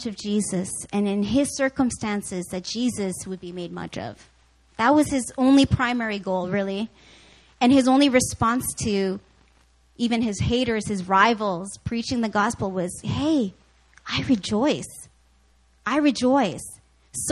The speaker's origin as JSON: {"language": "English", "country": "Canada", "said": "I grew up watching hockey because my brother and because I'm Canadian."}